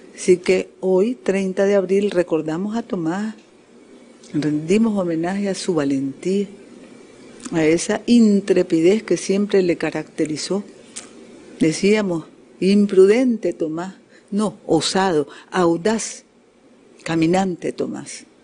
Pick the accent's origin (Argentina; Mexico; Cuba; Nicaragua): Nicaragua; Aquí todos somos nicaragüenses y todos somos familia